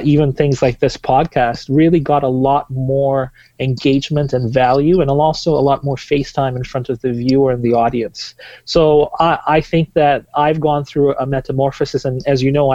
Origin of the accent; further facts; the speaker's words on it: Tanzania; moved away as an adult; now in Vancouver, Canada; I am originally from Tanzania, East Africa. I moved here about 11 years ago